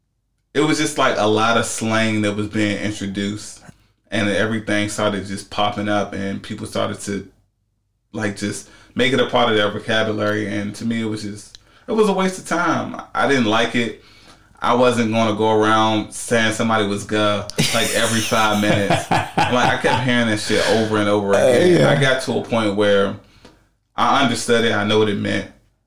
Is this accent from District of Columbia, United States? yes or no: yes; Washington, District of Columbia, United States; I'm from D.C.